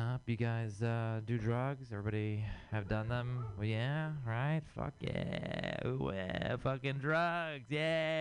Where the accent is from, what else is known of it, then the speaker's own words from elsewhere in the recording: Houston, Texas, United States; moved away as an adult; now in San Francisco, United States; I'm from Texas. I'm from Houston, Texas